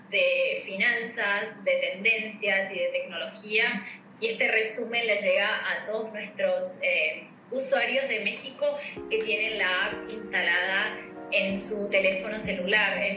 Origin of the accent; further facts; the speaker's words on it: Buenos Aires, Argentina; moved away as an adult; now in São Paulo, Brazil; por mi acento ya lo deben adivinar que soy Argentina